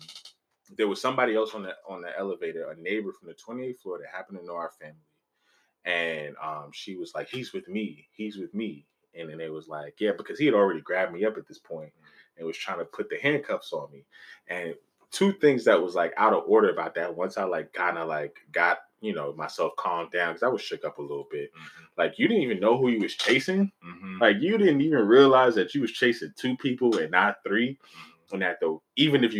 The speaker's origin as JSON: {"language": "English", "town": "New York City", "region": "New York", "country": "United States", "said": "I'm from East Harlem."}